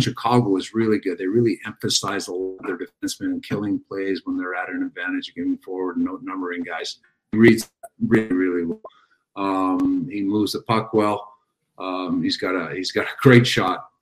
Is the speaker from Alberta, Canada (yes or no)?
no; Montreal, Quebec, Canada; my hometown club, a team that I watched growing up